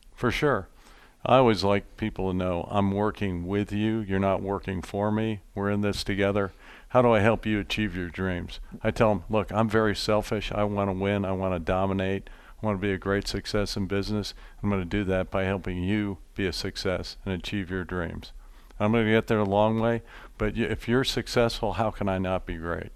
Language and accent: English; Philadelphia, Pennsylvania, United States; Growing up in Pennsylvania, did a lot of bird hunting